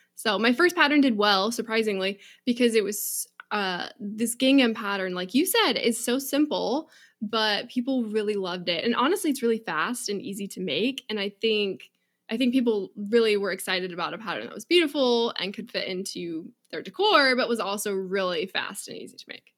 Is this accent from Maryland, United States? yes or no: no; Seattle, Washington, United States; I grew up in Seattle, um, right at the base